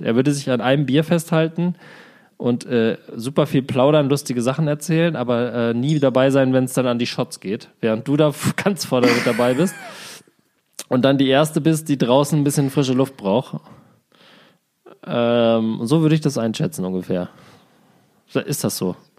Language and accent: German; Germany; moved away as an adult; also born or lived in Berlin; in diesem meinem Heimatdorf